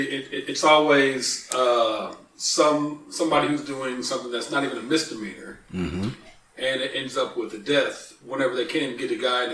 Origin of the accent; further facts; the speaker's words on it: Kansas City, United States; now in Springfield, United States; from Springfield, Missouri. Well, from Kansas City, but it's called Springfield, Missouri.